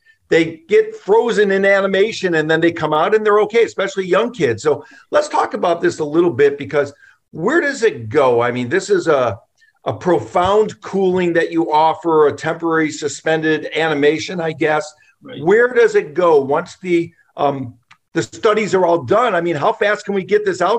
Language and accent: English; Michigan, United States; they know that I grew up in Michigan.